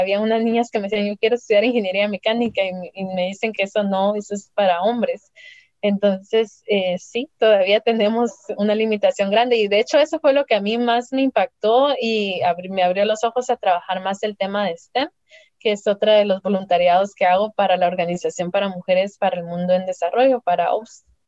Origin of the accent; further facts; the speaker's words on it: San Juan Sacatepéquez, Guatemala Department, Guatemala; moved away; also born or lived in Spain / California; yo crecí no solo en el Milagro, sino en Ciudad Quetzal o cerca de Ciudad Quetzal, en un lugar que se llama San Francisco del Bosque